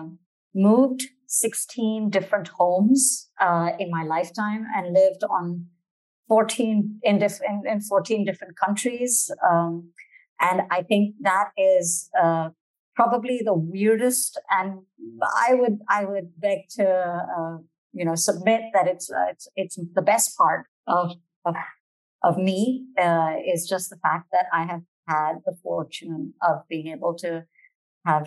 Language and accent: English; Malaysia; we are Malaysian